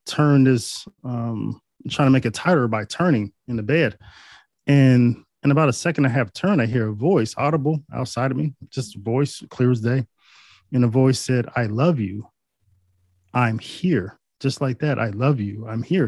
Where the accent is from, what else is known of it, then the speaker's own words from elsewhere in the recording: Northeast Ohio, United States; I'm from Northeast Ohio.